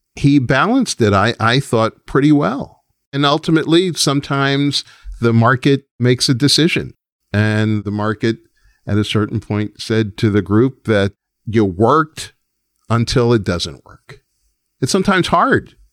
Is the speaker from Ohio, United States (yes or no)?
no; New York, United States; as a New Yorker